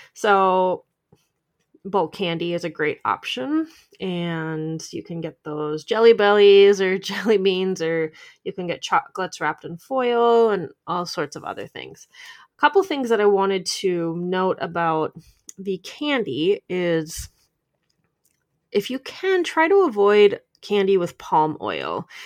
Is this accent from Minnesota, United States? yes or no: yes; Minnesota, United States; I'm from Minnesota.